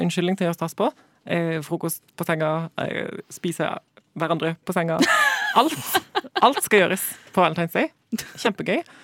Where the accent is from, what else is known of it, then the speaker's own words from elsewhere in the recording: Sørlandet, Southern Norway, Norway; Fra Sørlandet